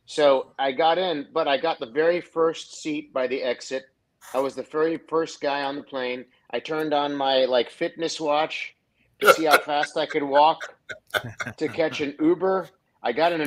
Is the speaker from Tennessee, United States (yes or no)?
yes; Nashville, Tennessee, United States; here in Nashville, so it's my hometown